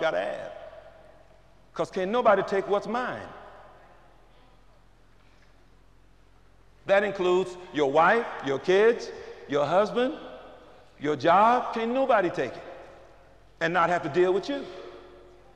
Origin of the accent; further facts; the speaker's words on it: St. Louis, Missouri, United States; I grew up in North St. Louis